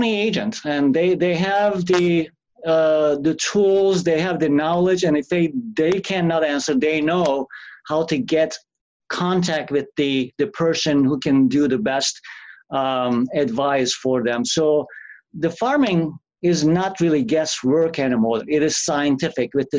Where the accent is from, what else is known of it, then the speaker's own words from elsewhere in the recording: Turkey; English is a second language; moved away as an adult; also born or lived in Missouri; now in North Dakota, United States; being born in another country, I was born in Turkey.